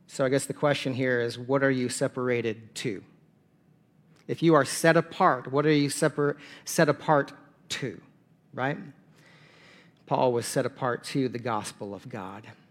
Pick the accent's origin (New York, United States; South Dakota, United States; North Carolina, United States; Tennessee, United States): South Dakota, United States; I'm from South Dakota.